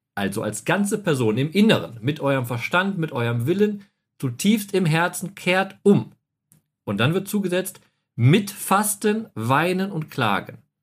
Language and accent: German; North Rhine-Westphalia, Germany; Ich bin ja im Westfalen groß geworden